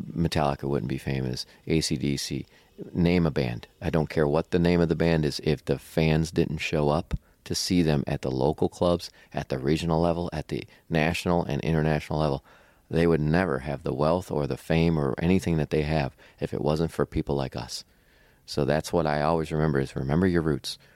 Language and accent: English; Cleveland, Ohio, United States; now in Akron, United States; my hometown is Cleveland, Ohio, but I live in Akron, about an hour south of Cleveland right now.